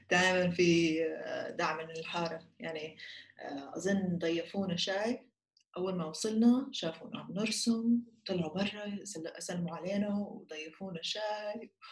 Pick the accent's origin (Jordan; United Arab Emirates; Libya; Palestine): Jordan; now in Austria; وهيني ساكنه بالنمسا هلا كنت انا من الاردن ساكنه بالنمسا صار لي سنه